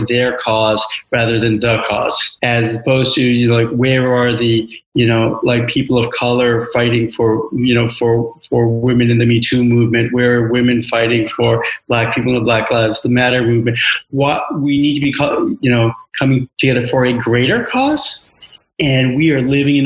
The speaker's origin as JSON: {"language": "English", "region": "New York", "country": "United States", "tie": "born or raised there", "also_born_or_lived": "India", "moved": "yes", "said": "I'm an Indian growing up in New York"}